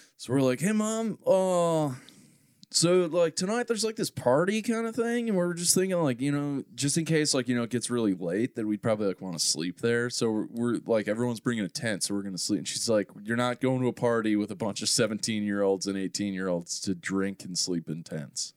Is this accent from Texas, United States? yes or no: no; Maple Grove, Minnesota, United States; I grew up in Maple Grove